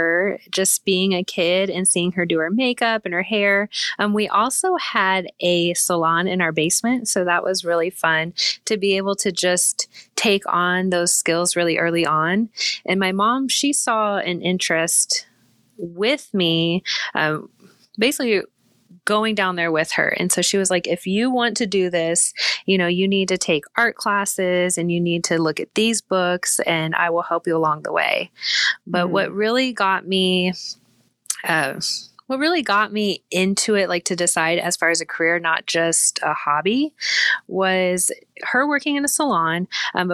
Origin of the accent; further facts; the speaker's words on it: Manhattan, Kansas, United States; I grew up just outside of Manhattan, Kansas. Never lived anywhere outside of Kansas.